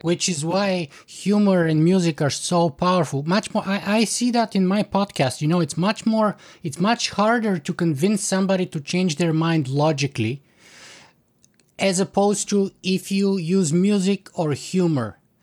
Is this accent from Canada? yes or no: yes; Canada; as a Canadian